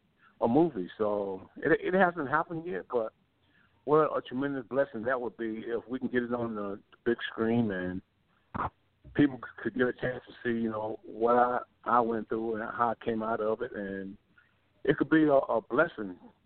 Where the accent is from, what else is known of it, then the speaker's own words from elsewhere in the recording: Baltimore, Maryland, United States; Willie Aikens was my childhood hero growing up in Baltimore, Maryland.